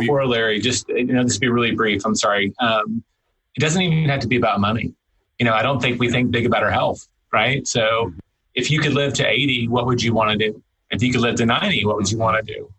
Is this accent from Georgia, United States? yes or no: no; Tennessee, United States; now in Texas, United States; I grew up hunting in Tennessee. I, I, I started doing that again when I moved to Texas